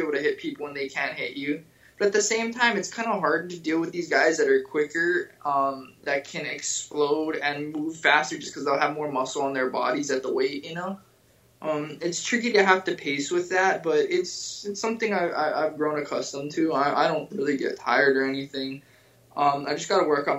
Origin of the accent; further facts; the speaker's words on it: Hawaii, United States; I'm from Hawaii